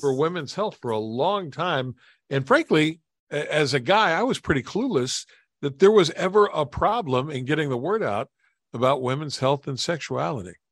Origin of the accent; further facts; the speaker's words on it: West Virginia, United States; moved away; back in my home state of West Virginia